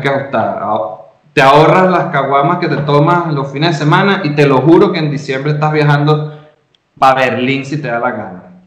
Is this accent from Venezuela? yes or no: yes; Venezuela; now in Mexico; yo como venezolano